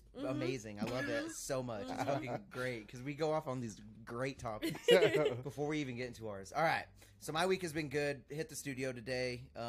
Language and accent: English; Pueblo, Colorado, United States; we're from Pueblo, bro. Avondale.